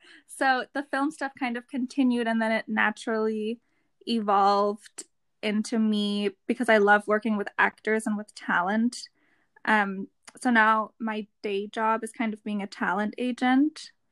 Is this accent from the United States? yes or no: no; Germany; English is a second language; So we're the … Twins and we're from Germany.